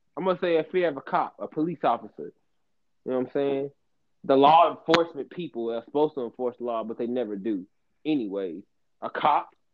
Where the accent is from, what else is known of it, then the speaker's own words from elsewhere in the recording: Illinois, United States; It's my home state, so get it right, Illinois.